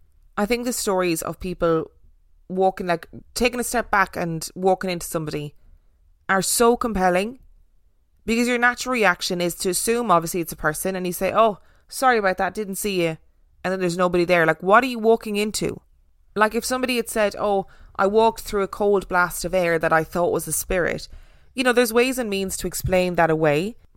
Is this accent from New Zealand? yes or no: no; United Kingdom; I'm British, you see